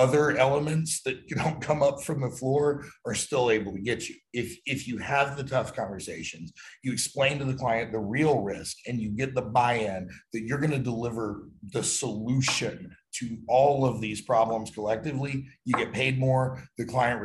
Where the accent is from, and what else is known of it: United States